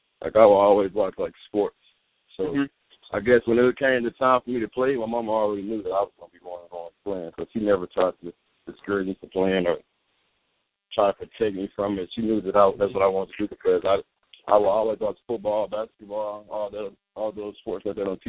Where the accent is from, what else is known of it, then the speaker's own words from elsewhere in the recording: Huntsville, Alabama, United States; I'm actually from Huntsville, Alabama